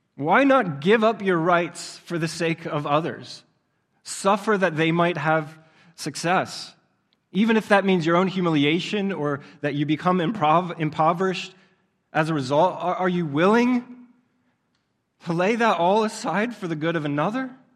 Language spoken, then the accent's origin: English; Southeast Pennsylvania, United States; I grew up in Southeast Pennsylvania